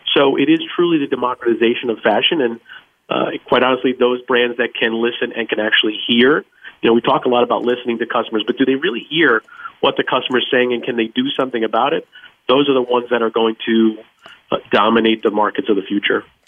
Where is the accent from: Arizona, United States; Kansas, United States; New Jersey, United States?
New Jersey, United States; Bayonne; moved away; also born or lived in New York / Texas; I was born in Bayonne, New Jersey